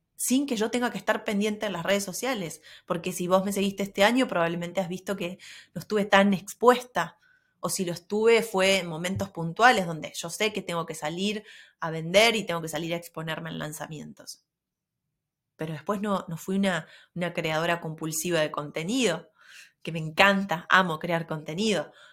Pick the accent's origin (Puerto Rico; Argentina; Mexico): Argentina; siendo del interior, no es lo mismo que vivir en Buenos Aires